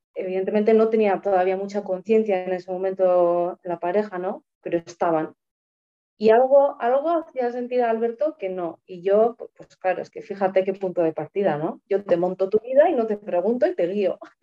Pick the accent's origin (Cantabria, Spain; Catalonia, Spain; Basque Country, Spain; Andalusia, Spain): Basque Country, Spain; Tolosa; moved away as an adult; now in Vitoria-Gasteiz, Spain; Soy de, un pueblo cerca de San Sebastián que se llama Tolosa